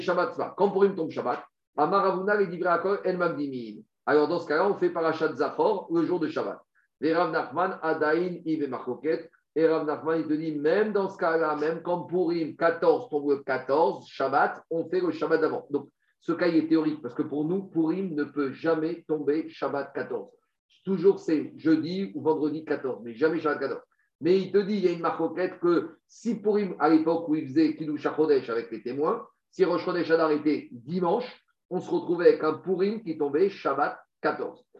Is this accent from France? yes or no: yes; France; chez nous en France